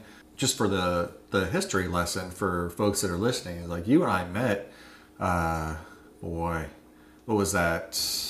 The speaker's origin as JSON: {"language": "English", "region": "Florida", "country": "United States", "tie": "born or raised there", "said": "But I do know very well the water wars growing up in Hillsborough County."}